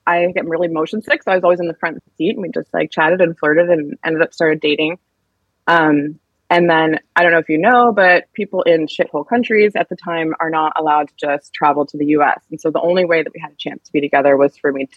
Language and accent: English; Seattle, Washington, United States; I grew up in Seattle